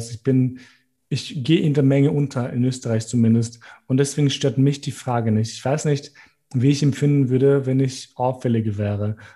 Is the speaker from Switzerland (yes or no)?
no; Gjakova, Gjakova District, Kosovo; Deswegen freue ich mich, wie Leute das fragen, weil ich sage, hey, ich bin aus Kosovo, aus Jakova